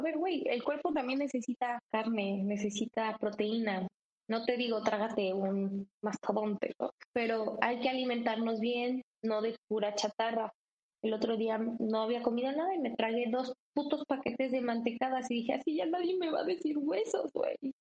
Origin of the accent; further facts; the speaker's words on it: Mexico; soy mexicana